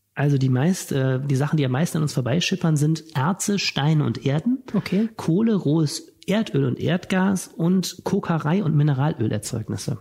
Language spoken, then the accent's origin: German; Wuppertal, North Rhine-Westphalia, Germany; now in Düsseldorf, Germany; nicht gebürtiger Düsseldorfer, sondern Wuppertaler